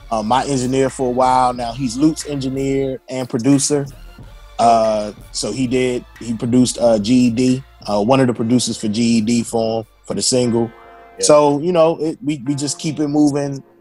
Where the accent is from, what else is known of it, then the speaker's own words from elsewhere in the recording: Virginia, United States; also born or lived in North Carolina; even after I had been in North Carolina for a while, I didn't talk like I was from North Carolina, but I didn't really talk like I was from Northern Virginia.